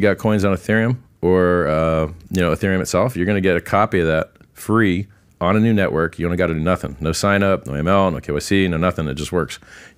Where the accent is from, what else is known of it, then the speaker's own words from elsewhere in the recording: Fort Lauderdale, Florida, United States; I grew up around Fort Lauderdale.